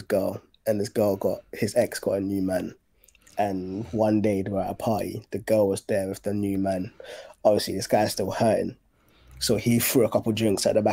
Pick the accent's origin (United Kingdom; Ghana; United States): Ghana; I grew up in Ghana